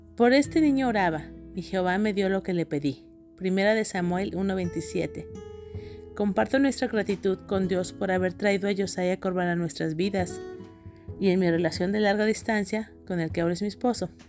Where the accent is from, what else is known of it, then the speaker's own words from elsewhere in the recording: Guadalajara, Jalisco, Mexico; en la ciudad donde yo crecí, en Guadalajara, Jalisco, México